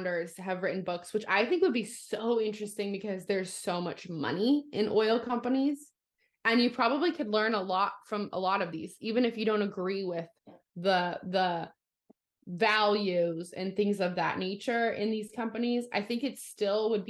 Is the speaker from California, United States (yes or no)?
yes; California, United States; now in Arkansas, United States; I am from California originally, and there was never a Piggly Wiggly anywhere